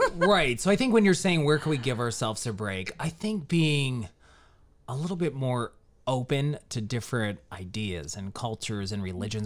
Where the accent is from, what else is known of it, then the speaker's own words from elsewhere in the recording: Johnstown, Pennsylvania, United States; moved away as an adult; now in Northeastern Pennsylvania, United States; I was born and raised in Johnstown, Pennsylvania, which is just outside of Pittsburgh, and I grew up there